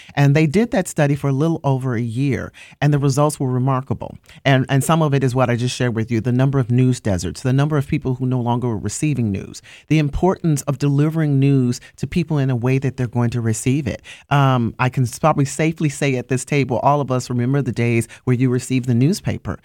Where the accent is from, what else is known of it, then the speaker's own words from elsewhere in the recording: Chicago, Illinois, United States; moved away; I am born and raised in Chicago, Illinois, on the South Side